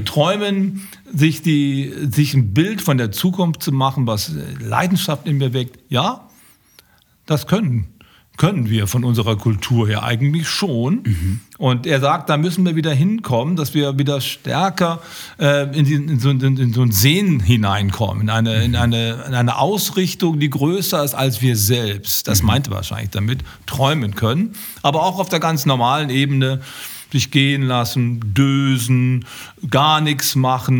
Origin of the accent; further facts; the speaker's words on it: Düsseldorf, North Rhine-Westphalia, Germany; als Düsseldorfer